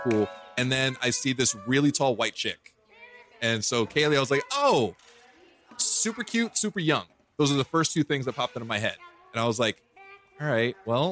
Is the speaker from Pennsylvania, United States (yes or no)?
no; New York City, New York, United States; moved away; I'm originally from Brooklyn